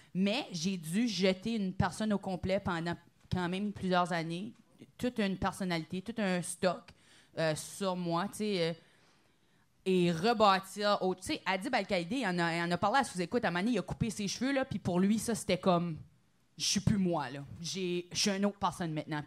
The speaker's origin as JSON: {"language": "French", "region": "New Brunswick", "country": "Canada", "said": "j'ai un petit accent, je viens du Nouveau-Brunswick"}